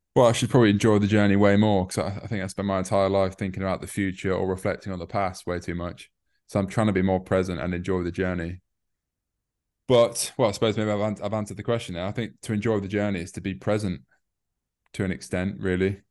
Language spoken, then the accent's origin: English; York, Yorkshire and the Humber, United Kingdom; moved away as an adult; also born or lived in Newcastle; now in London, United Kingdom; I'm from the north, I'm from York